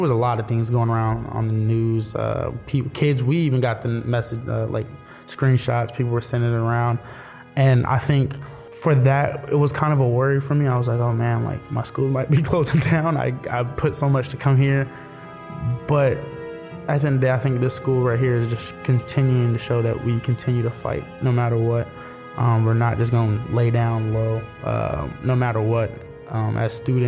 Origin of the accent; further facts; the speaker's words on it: Oakland, California, United States; moved away; I'm from Oakland, California.